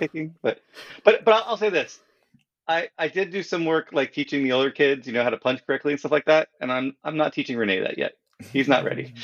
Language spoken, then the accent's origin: English; California, United States; moved away; I am from California